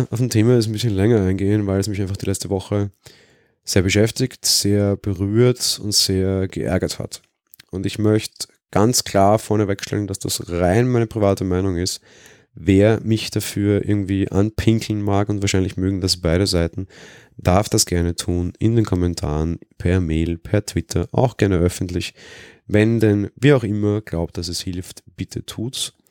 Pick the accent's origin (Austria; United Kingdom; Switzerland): Austria; Weil ich als Österreicher das ganz gut kenne, weil die FPÖ, die so auch so das rechte Pendant hier ist, wesentlich stärker ist